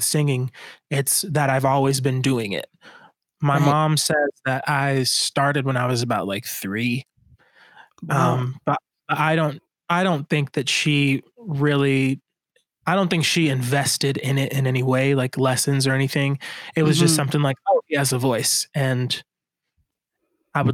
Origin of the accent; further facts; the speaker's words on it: Miami, Florida, United States; I grew up in Miami